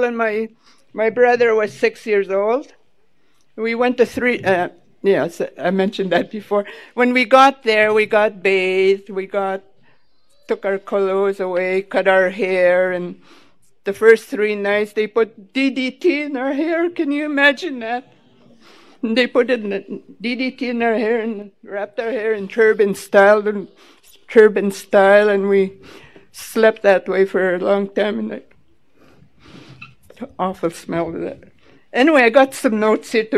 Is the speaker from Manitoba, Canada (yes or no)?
yes; Manitoba, Canada; first language Ojibwe; English is a second language; now in Vancouver, Canada; I come from a little res called Sagging in Manitoba